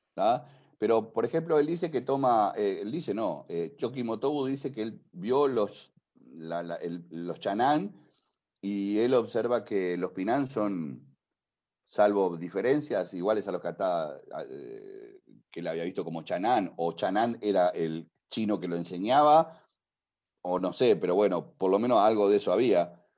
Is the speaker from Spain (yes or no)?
yes; Spain; Y te lo digo como español